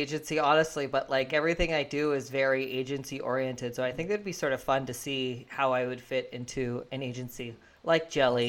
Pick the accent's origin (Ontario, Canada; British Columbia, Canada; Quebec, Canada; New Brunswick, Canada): New Brunswick, Canada; Fredericton; I'm from Fredericton